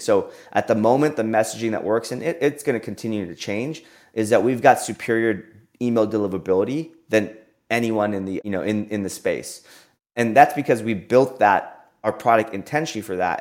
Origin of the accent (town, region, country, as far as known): Austin, Texas, United States; born or raised there